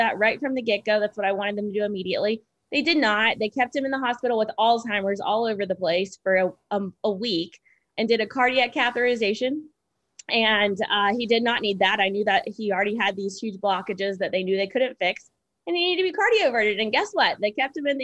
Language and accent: English; United States; also born or lived in Seattle; as American